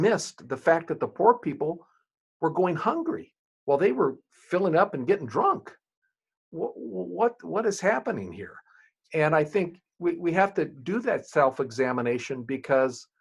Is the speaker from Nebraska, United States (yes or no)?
yes; rural Nebraska, United States; now in Winchester, Virginia, United States; I grew up in rural Nebraska. I'm a white boy from rural Nebraska